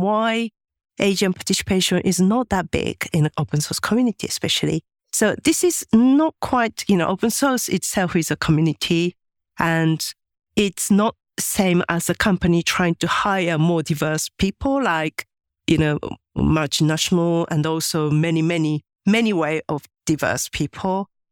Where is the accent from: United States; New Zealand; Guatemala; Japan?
Japan; English is a second language; moved away as an adult; I was born in Japan and, uh, my parents are very traditional and my mom was a housewife